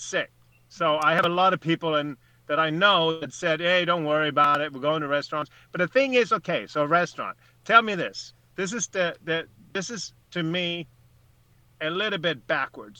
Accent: Sweden; now in United States; I'm I'm a Swede. I'm an American.

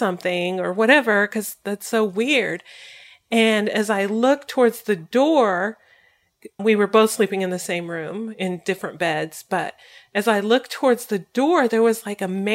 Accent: Colorado, United States; I'm from Colorado

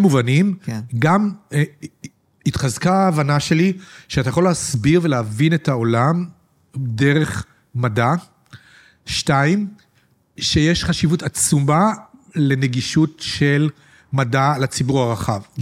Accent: Petah Tikva, Central District, Israel; אני גדלתי בפתח תקווה בשנות השישים

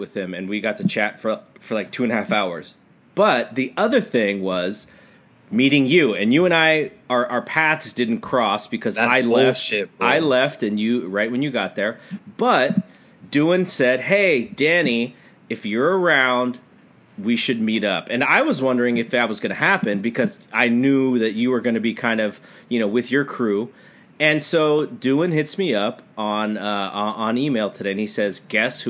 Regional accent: New Orleans, Louisiana, United States; my hometown

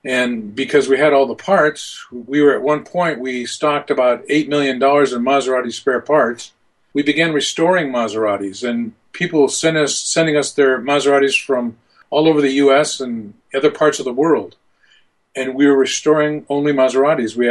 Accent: Bellingham, Washington, United States; I grew up in Bellingham, and which is a city in south of the Canadian border in Washington State.

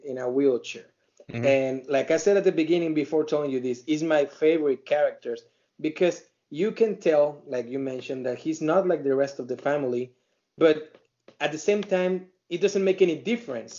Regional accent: Mexico; English is a second language; now in United States; I'm an Hispanic, you know, person, very proud Mexican that I live uh, in here in U.S. and I, I love my my country Mexico

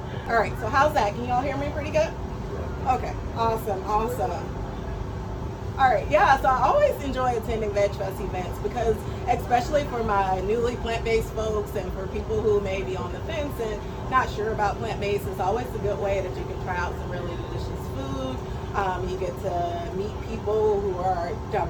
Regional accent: Atlanta, Georgia, United States; I'm originally from Atlanta, Georgia. Grew up with traditional Southern cooking at home

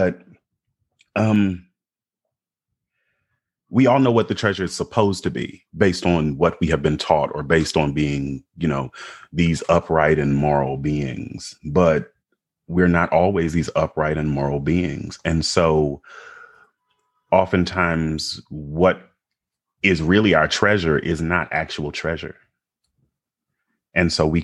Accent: United States; we are American

